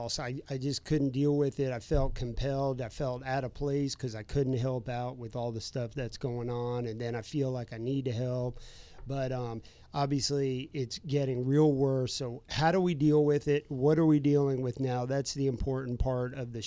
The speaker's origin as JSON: {"language": "English", "region": "Florida", "country": "United States", "tie": "born or raised there", "said": "living, growing up in Florida."}